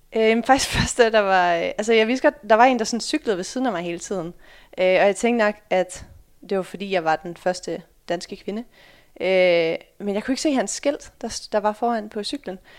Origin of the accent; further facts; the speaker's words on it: Sørvad, Central Denmark Region, Denmark; moved away as an adult; also born or lived in Netherlands / United States / Fredericia; jeg er født i Holland, øh, flyttede allerede til Danmark, da jeg var fem måneder. Øh, flyttede til en, en lille by, der hedder Sørvad, øh, som ligger lidt over Herning